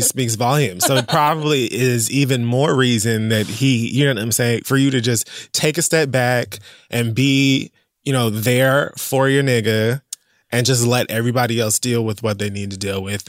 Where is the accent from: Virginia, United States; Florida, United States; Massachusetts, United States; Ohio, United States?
Florida, United States; Miami; I'm from Miami